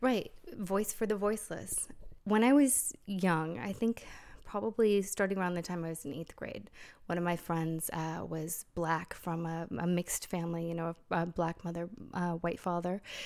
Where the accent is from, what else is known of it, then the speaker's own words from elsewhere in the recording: United States; moved away; I am still American